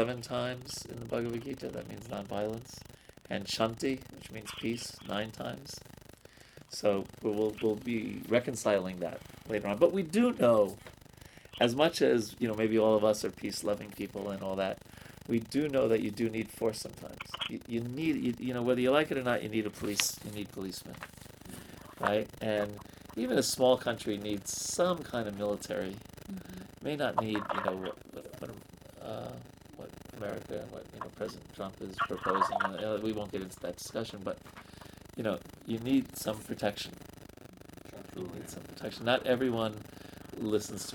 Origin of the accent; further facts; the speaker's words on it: New York, United States; I'm a city dweller. I'm from New York